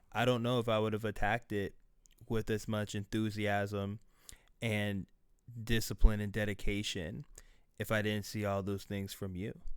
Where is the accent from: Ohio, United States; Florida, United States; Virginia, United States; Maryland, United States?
Florida, United States; Weston; I grew up in Weston, Florida, uh, West Broward County